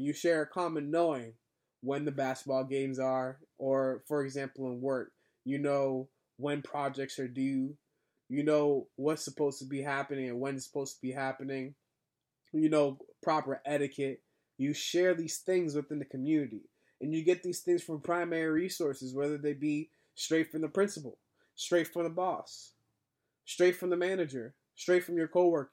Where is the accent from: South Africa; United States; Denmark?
United States; Boston, Massachusetts; I am a black man growing up in Boston